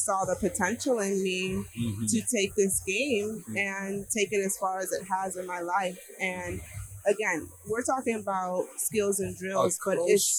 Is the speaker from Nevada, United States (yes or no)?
no; Chicago, Illinois, United States; now in Philadelphia, United States; Philly girl now, but I'm from Chicago.